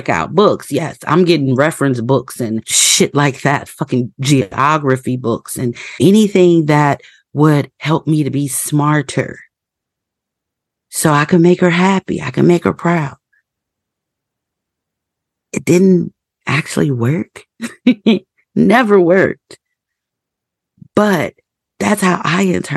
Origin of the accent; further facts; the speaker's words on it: Indiana, United States; I was born and raised in the Midwest in Indiana